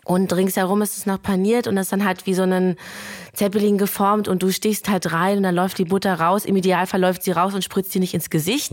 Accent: Germany; also born or lived in Lithuania; ich bin in Deutschland geboren. Ja. Und ich habe bis zur achten Klasse ähm, jeden Sommer in Litauen verbracht

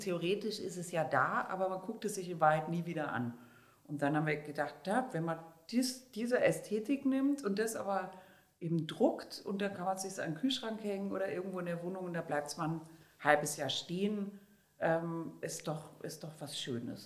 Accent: Germany; now in Vienna, Austria; wenn man als Deutscher in Österreich im Urlaub ist

